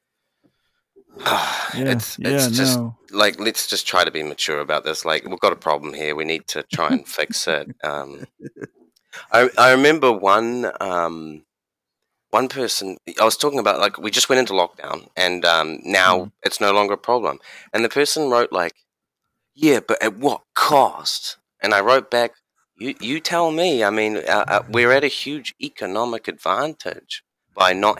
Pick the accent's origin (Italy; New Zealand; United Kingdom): New Zealand; also born or lived in China; I'm from New Zealand.